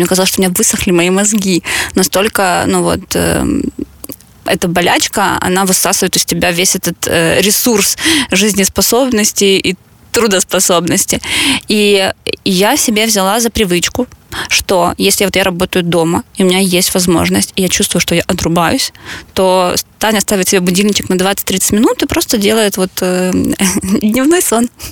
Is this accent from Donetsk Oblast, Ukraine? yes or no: yes; Mariupol, Donetsk Oblast, Ukraine; мы обе из Мариуполя